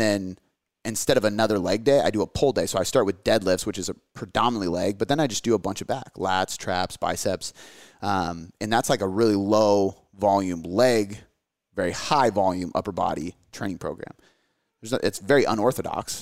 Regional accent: United States; my parents are from America, I'm from America, my daughter's from America

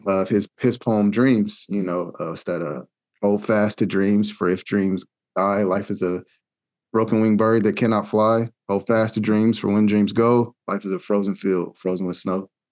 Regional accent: Wichita, Kansas, United States; I'm from Wichita, uh, Kansas

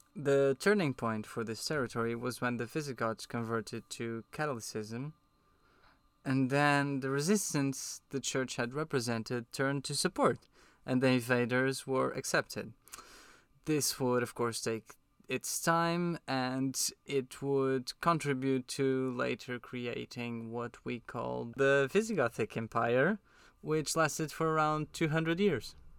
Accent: Portugal; now in London, United Kingdom; we're both from Portugal.

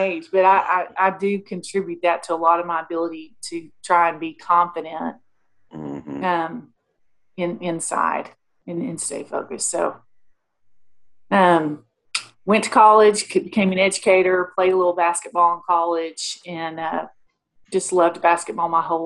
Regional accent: Mesquite, Texas, United States; I grew up in Mesquite, Texas, little town outside of Dallas

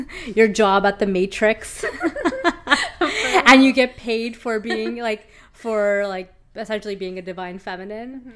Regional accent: Lower Mainland, British Columbia, Canada; living in Vancouver, born and raised in the Lower Mainland

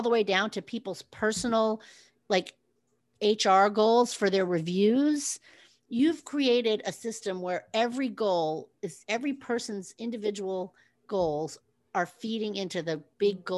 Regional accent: West Coast, United States; moved away; I grew up in the West Coast, and then I moved to the East Coast

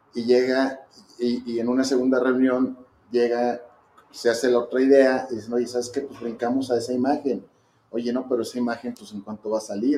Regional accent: Zacatecas, Mexico; somos gente pues, de Zacatecas, que le hemos chambeado

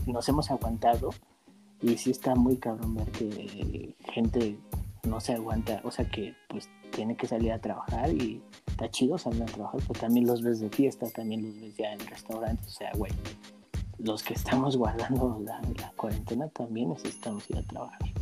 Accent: Mexico; nosotros los mexicanos

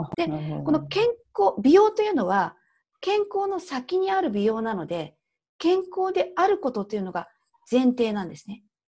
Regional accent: Tokyo, Japan; accent: Tokyo dialect / standard Japanese; 今、東京弁、まあ、標準語なんです

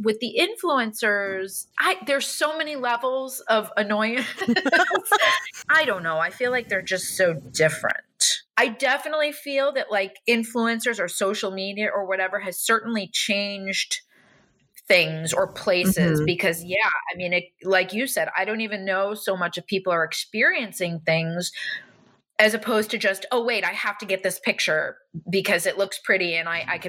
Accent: New York City, New York, United States; I feel like even as a New Yorker, like today I had to go and get a small little suitcase.

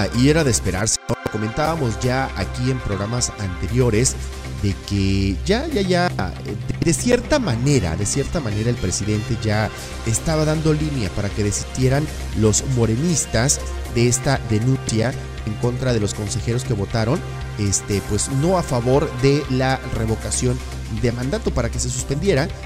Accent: Mexico; de nuestro país, de nuestro México lindo y querido

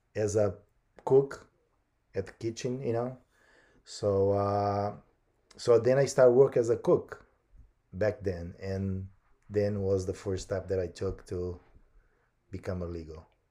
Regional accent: Brazil; English is a second language; moved away as an adult; now in United States; I was born in Brazil.

